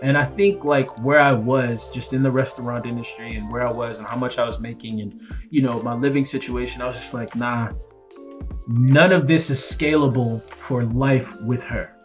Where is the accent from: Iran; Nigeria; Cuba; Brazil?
Nigeria; I'm Nigerian